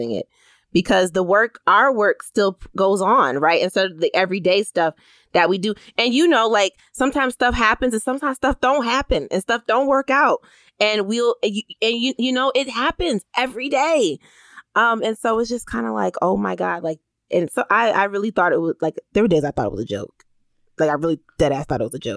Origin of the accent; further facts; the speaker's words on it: Bridgeport, Connecticut, United States; I'm a girl from Bridgeport